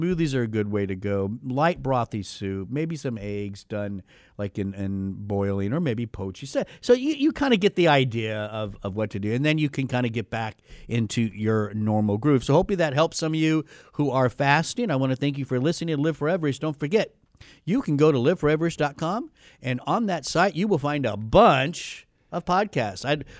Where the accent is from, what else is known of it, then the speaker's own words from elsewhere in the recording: United States; because I'm an American.